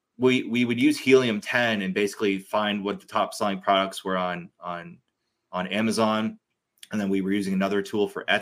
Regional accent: Cambridge, Massachusetts, United States; I grew up in Boston, in Cambridge

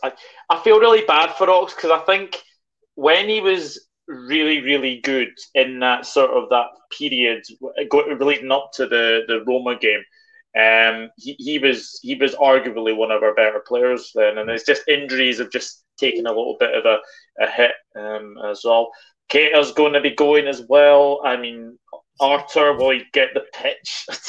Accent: Scotland, United Kingdom; being Scottish

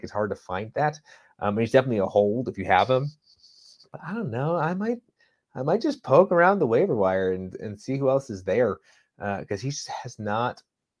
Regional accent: New England, United States; since I'm from New England

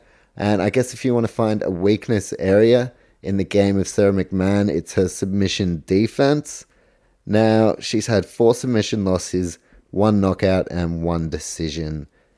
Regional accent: New Zealand; I'm actually from New Zealand, so how about that? Polish heritage.

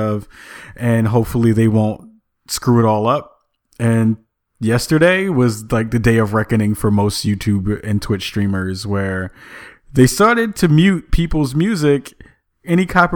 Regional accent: New York City, New York, United States; growing up in the Bronx

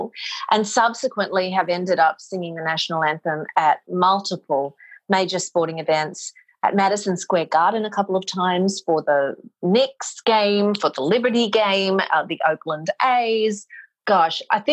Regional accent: Mackay, Queensland, Australia; moved away as an adult; now in New York City, United States; I am originally from Australia. I moved to New York City in the year 2000

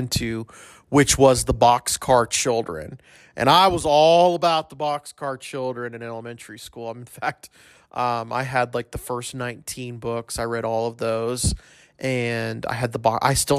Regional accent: El Paso, Texas, United States; I'm from El Paso

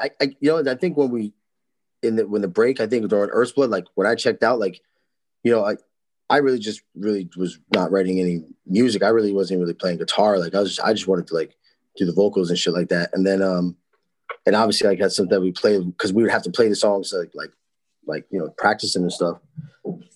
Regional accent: New Jersey, United States; We're from New Jersey, a normal place

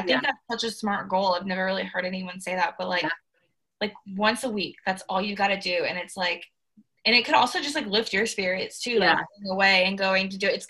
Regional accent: Charlotte, North Carolina, United States; moved away as an adult; now in Auburn, United States; she's from Minnesota and I'm from Charlotte, and we're both like far away from home.

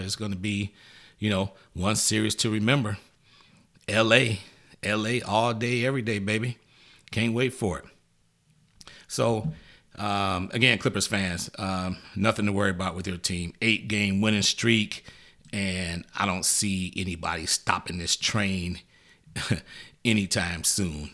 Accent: Detroit, Michigan, United States; boys from Detroit, Motown, my hometown

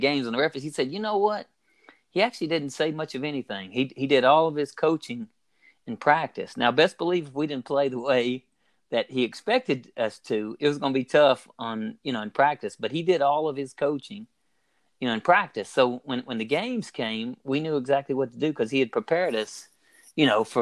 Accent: Logan County, Kentucky, United States; moved away as an adult; now in Imperial Beach, United States; growing up in Logan County

